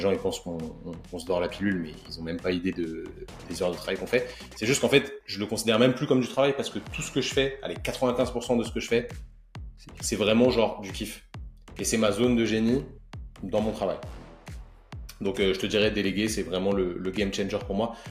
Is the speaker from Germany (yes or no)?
no; Paris suburbs, Yvelines, Île-de-France, France; je viens de la banlieue parisienne, euh, exactement du, 78